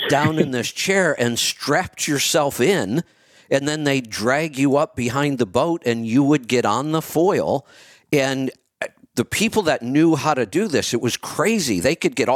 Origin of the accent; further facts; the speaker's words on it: Northeast Ohio, United States; I grew up in Northeast Ohio